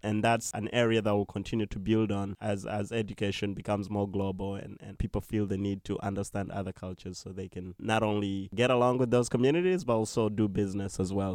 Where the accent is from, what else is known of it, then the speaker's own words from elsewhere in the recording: Uganda; now in New York, United States; I'm originally from Uganda